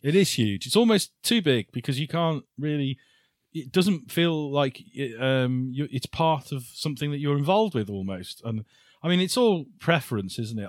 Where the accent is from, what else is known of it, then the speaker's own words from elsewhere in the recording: Shrewsbury, West Midlands, United Kingdom; Shrewsbury 'cause it's my hometown